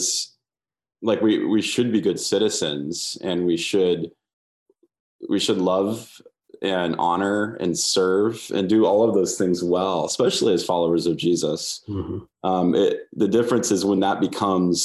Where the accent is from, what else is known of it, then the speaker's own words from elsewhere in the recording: United States; I'm an American. So I love it here.